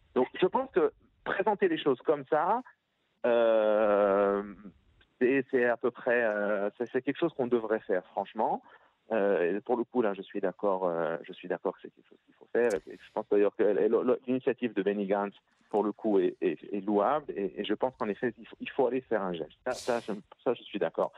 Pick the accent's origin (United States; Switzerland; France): Switzerland; je viens de Suisse